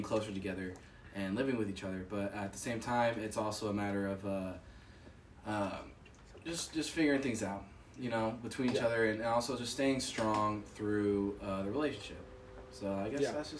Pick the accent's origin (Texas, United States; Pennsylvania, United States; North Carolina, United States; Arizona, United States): Texas, United States; moved away; I'm from Texas